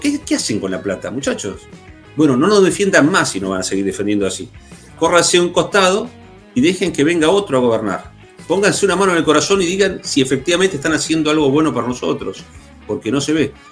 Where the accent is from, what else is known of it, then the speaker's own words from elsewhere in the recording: Neuquén, Argentina; los que somos de Neuquén